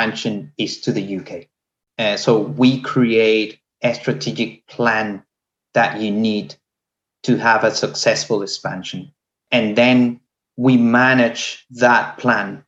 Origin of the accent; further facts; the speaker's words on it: Venezuela; moved away as an adult; also born or lived in Mexico; now in United Kingdom; I am from Venezuela